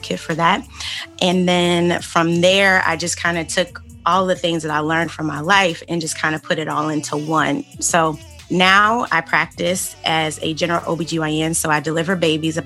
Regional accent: Detroit, Michigan, United States; now in DC, Maryland, and Virginia area, United States; I was born and raised in Detroit, West Side, 7 Mile, and Evergreen

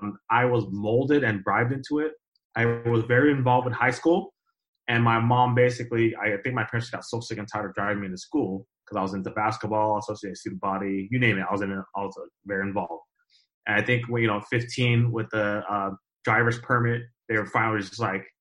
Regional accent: Southern California, United States; So I'm from Southern California. I grew up here all my life. I'm in the Inland Empire area, which is about 40 minutes away from

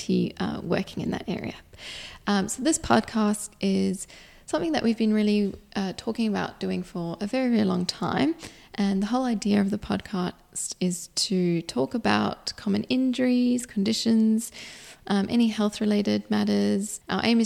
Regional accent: South Africa; now in Perth, Australia; I was born in South Africa and then immigrated here to Australia

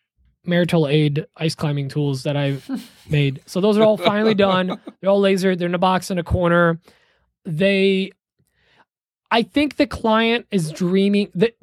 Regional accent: Poland; moved away; I'm from Poland

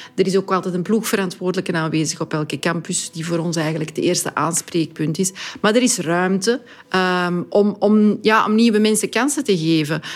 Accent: Antwerp, Flanders, Belgium; ik ben een trotse Antwerpenaar, dat ik dan die mensen kan verwelkomen in mijn stad

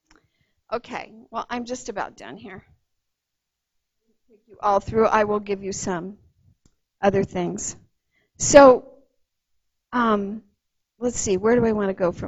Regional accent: Los Angeles County, California, United States; moved away; I grew up in Los Angeles County

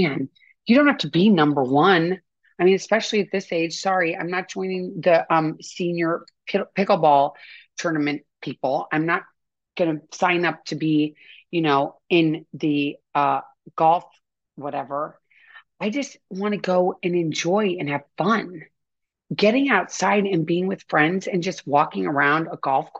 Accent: St. Louis, Missouri, United States; I grew up in St. Louis

